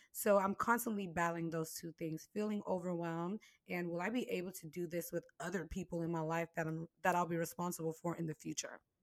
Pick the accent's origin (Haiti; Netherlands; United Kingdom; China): Haiti; moved away; I was born in Haiti